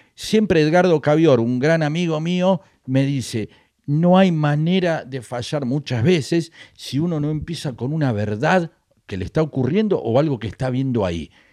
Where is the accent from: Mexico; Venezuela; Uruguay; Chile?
Venezuela; moved away as an adult; now in Argentina; rutina que me funcionaba en mi país, acá no me funcionaba